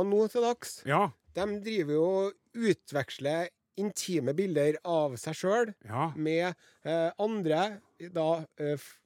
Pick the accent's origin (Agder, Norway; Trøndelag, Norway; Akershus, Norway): Trøndelag, Norway; men vi, han er fra Oppdal, jeg er fra Namdalen.